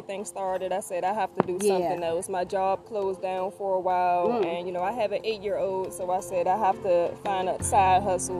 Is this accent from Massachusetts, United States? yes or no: no; Washington, District of Columbia, United States; now in Maryland, United States; I'm from Washington, D.C.